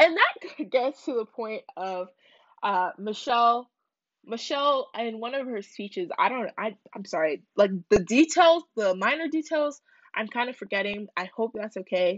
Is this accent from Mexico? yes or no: no; United States; I'm not a proud American